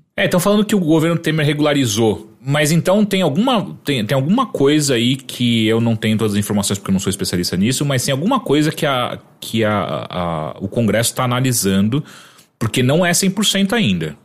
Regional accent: Atibaia, São Paulo, Brazil; uma das primeiras vezes que eu vim de Atibaia para São Paulo com meus amigos e não meu pai me trazendo

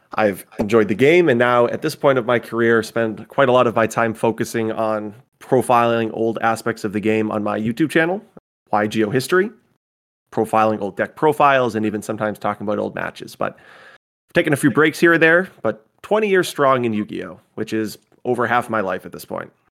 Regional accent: Massachusetts, United States; I'm from Massachusetts.

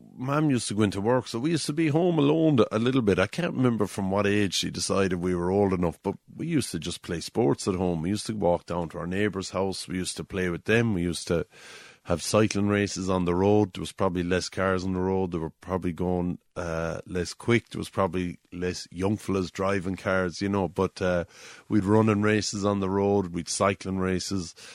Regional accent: Drombanna, Limerick, Munster, Ireland; I grew up in Drumbana, which is, um, on the Old Cork Road on the way to Kilmallock

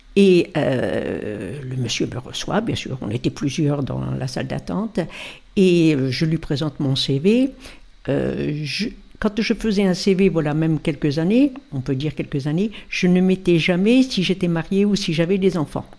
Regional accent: Mondeville, Normandy, France; also born or lived in Caen; Dans le Calvados, dans une petite ville qui s'appelait Mondeville et Giberville

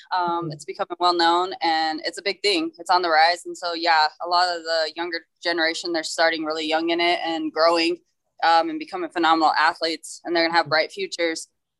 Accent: Colorado Springs, Colorado, United States; So I'm actually a Colorado native. I was born and raised in Colorado Springs, Colorado. I'm 32 years old.

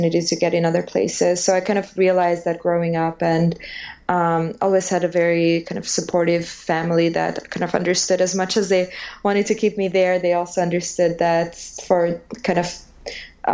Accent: Albania; English is a second language; moved away as an adult; now in United States; I'm from Albania

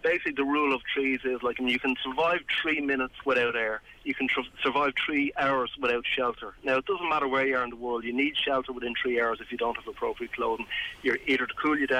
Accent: Wicklow, Leinster, Ireland; I'm from Wicklow.

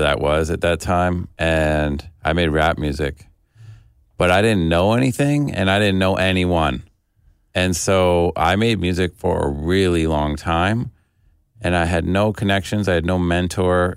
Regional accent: Detroit, Michigan, United States; also born or lived in Cleveland; I was born in Cleveland and we moved to Detroit when I was a kid

